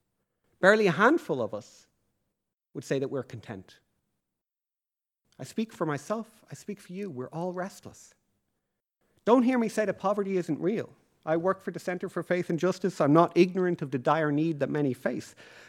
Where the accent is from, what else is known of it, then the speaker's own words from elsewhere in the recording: Leixlip, Leinster, Ireland; even though I grew up in Leixlip, I know that rain is needed for the harvest to occur.